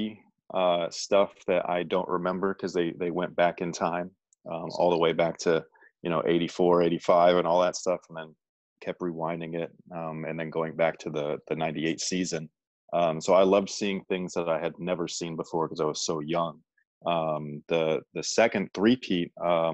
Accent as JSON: {"language": "English", "area": "the Bay Area", "region": "California", "country": "United States", "said": "I'm from the Bay"}